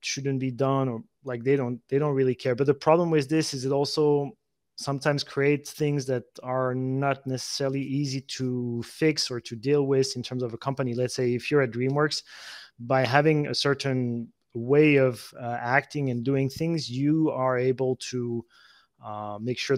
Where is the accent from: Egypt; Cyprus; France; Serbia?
France; moved away as an adult; also born or lived in United States; now in Camargue, France; I just wanted to come back to France to, even for my kids there, they were 8 and 5 year old. I wanted to see them, to grow up in France